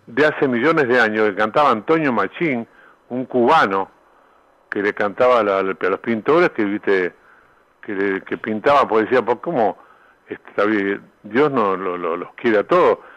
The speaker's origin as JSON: {"language": "Spanish", "country": "Uruguay", "also_born_or_lived": "Argentina / Mexico", "moved": "as an adult", "said": "yo vine a Uruguay cantidad de veces, estuve 23 años afuera"}